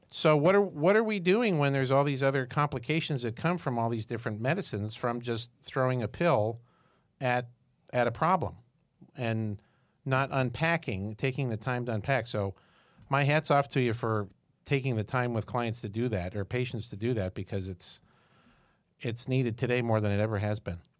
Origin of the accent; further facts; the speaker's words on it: Syracuse, New York, United States; I'm from Syracuse, New York